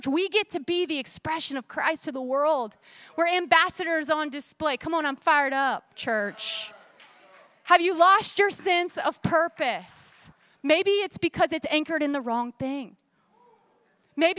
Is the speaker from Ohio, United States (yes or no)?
no; Florida, United States; I grew up in Florida at the Itchituckney River